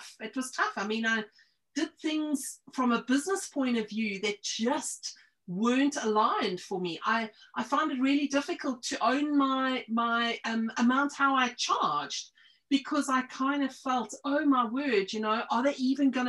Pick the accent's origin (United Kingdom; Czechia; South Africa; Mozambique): South Africa; now in New Zealand; I was born in South Africa.